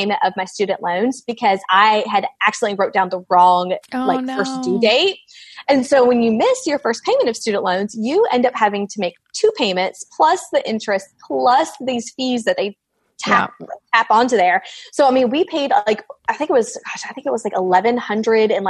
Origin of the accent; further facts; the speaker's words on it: Georgia, United States; I am from Georgia.